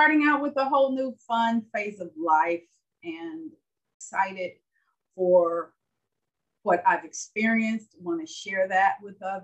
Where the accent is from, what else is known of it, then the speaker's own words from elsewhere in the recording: Gary, Indiana, United States; also born or lived in Birmingham, Alabama; to Gary, Indiana, where our family joined other members who had settled there. I grew up there.